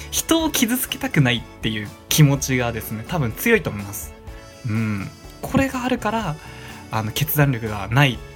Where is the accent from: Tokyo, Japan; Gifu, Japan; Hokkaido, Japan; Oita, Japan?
Hokkaido, Japan; 俺、北海道出身だけど、みたいな、ね。俺、田舎もんだし